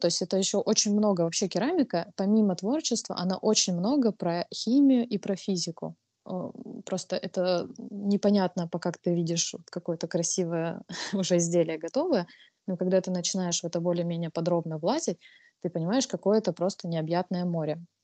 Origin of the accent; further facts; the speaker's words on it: Krasnodar, Krasnodar Krai, Russia; я из Краснодара, то есть я в Краснодаре участвовала в маркетах самых разных